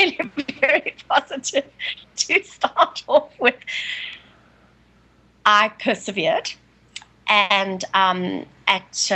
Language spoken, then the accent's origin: English; South Africa; moved away as an adult; also born or lived in San Francisco, United States; now in Italy; I'm South African born to an Italian father. So I live in Italy at the moment, but for many years I was an expat wife